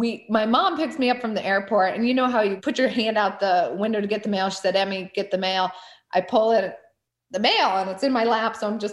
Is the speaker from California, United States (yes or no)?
no; rural Northeastern Ohio, United States; I grew up in rural Northeastern Ohio, about an hour away from Cleveland